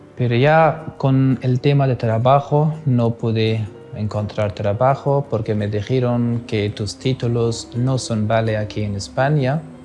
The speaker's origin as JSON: {"language": "Spanish", "country": "Afghanistan", "also_born_or_lived": "India", "second_language": "Spanish", "moved": "as an adult", "lives_now": "Spain", "said": "soy de Afganistán"}